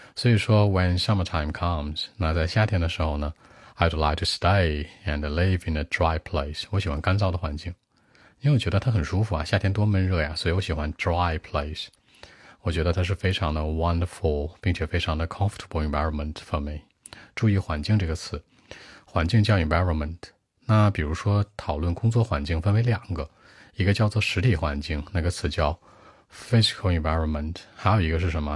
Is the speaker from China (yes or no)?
yes; northern China, China; I grew up in northern part of my country。我是北方长大的